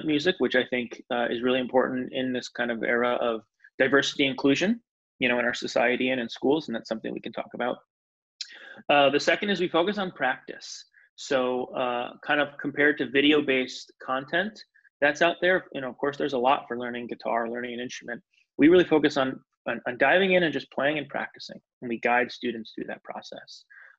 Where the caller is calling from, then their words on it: Salem, Massachusetts, United States; I am in Salem, Massachusetts, just north of Boston.